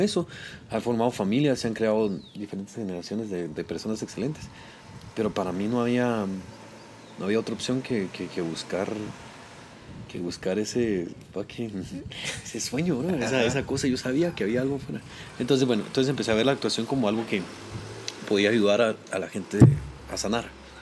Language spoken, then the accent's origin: Spanish; Guatemala; moved away as an adult; also born or lived in New York / Los Angeles; now in United States; por enorgullecer a mi pueblo